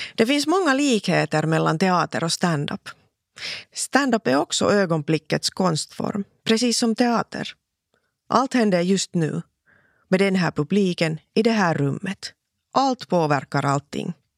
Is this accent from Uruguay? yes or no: no; Laihia, Ostrobothnia, Finland; first language Finnish; Swedish is a second language; also born or lived in Vaasa; Jag föddes i Vasa för 44 år sedan